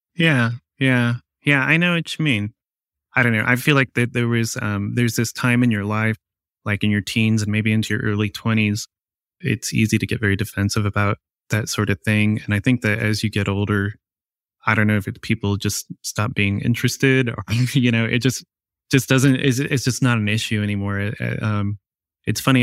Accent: Ohio, United States; also born or lived in Whittier, California / Moraine, Ohio; I was born in California, in Whittier, and I grew up in Ohio

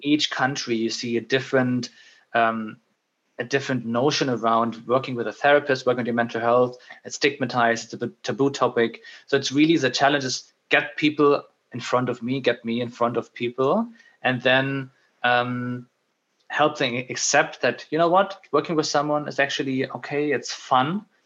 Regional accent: Germany; moved away as an adult; also born or lived in Middle East / Netherlands / United Kingdom; now in Dublin, Ireland; I moved away from Germany

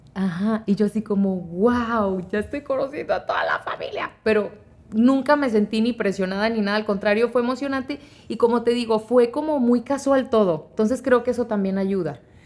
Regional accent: Monterrey, Nuevo León, Mexico; moved away; also born or lived in Guanajuato / Sacramento, California / Texas; crecí en Monterrey, pero nací en Guanajuato

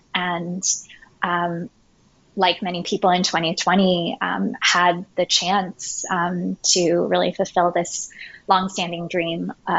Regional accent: United States; moved away as an adult; now in Taiwan; I'm a second generation Taiwanese American. So I was born and raised entirely in the United States.

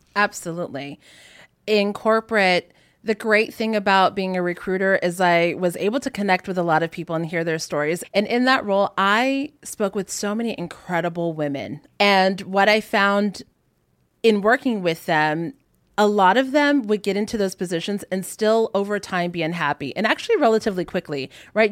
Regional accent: Hawaii, United States; I'm native Hawaiian, and my whole family grew up like surfing

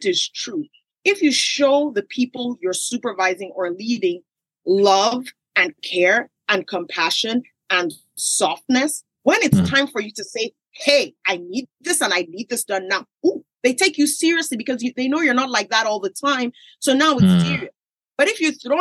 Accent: Nigeria; I grew up in Nigeria

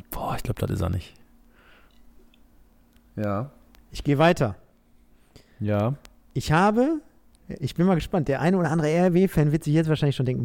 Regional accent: Castrop-Rauxel, North Rhine-Westphalia, Germany; born there; Und ich bin geboren in Kastrop Rauxel.

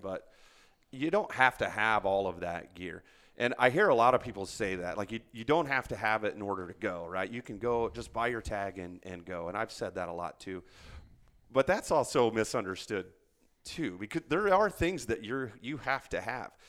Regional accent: Indiana, United States; moved away as an adult; also born or lived in Germany / Hawaii / Arizona; born and raised in Indiana

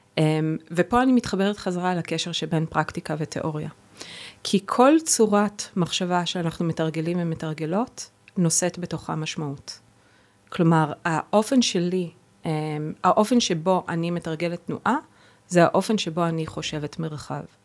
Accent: Israel; first language Hebrew; moved away as an adult; also born or lived in Boston / New York / Berlin; שפת האם שלי זו עברית

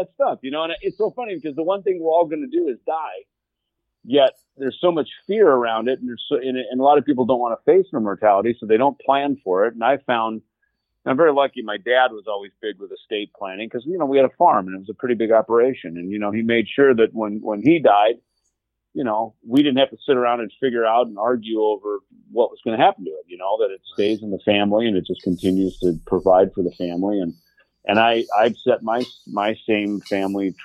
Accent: Jackson, Minnesota, United States; moved away; around Jackson, Minnesota, my hometown

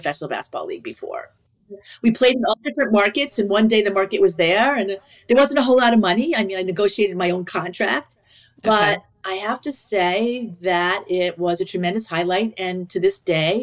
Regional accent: New York, United States; I grew up in New York

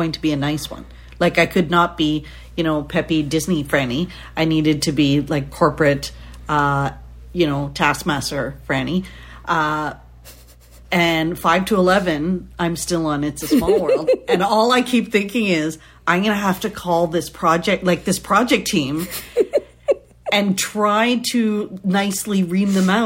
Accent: Canada; So being Canadian

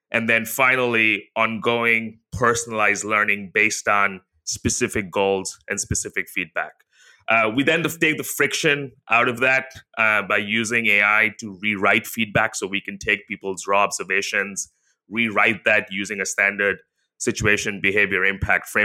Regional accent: India; now in Singapore; So I grew up in India, she grew up in the Philippines, but she's American, I'm Singaporean.

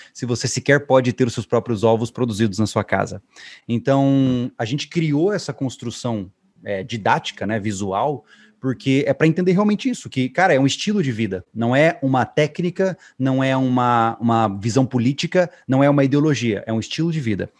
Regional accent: Campo Grande, Mato Grosso do Sul, Brazil; eu fui criado, eu sou de Mato Grosso do Sul, Campo Grande

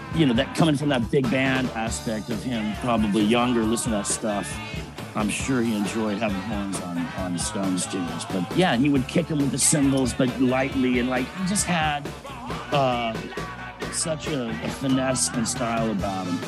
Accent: Miami, Florida, United States; growing up in Miami, this fashion capital

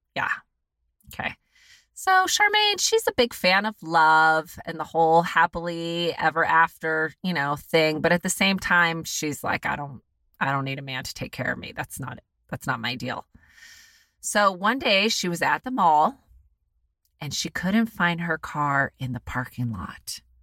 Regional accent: United States; I'm an American

